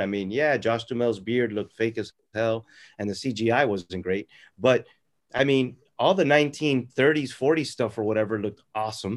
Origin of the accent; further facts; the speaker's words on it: Florida, United States; I'm a local writer. I'm from Florida.